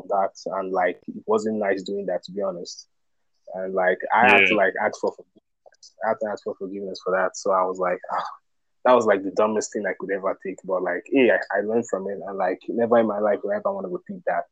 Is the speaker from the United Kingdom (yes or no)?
no; Nigeria; now in United States; I'm from Nigeria